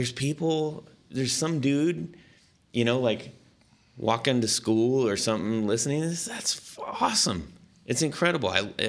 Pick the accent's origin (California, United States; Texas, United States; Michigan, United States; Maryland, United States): California, United States; Long Beach; And so I grew up in Orange County. Long Beach and Huntington Beach.